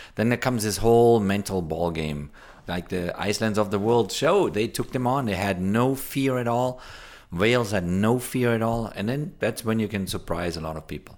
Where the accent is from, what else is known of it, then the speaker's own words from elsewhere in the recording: Germany; now in United States; where I grew up in Germany